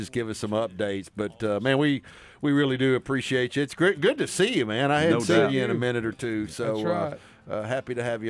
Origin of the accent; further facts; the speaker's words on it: Arkansas, United States; I'm a river rat. I was born on the Arkansas River.